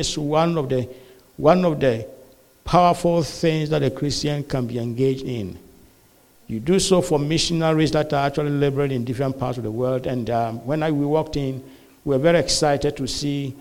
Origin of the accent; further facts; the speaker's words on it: Ghana; also born or lived in Malawi; now in United States; we come from Ghana originally. Yeah, my wife and I are Ghanaians. We come from Ghana originally. But then we are stuck here in the U.S.